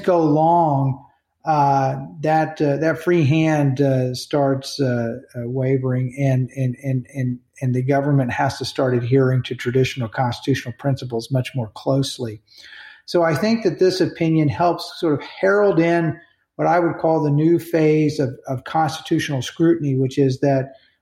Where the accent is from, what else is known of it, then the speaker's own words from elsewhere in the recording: United States; we, as Americans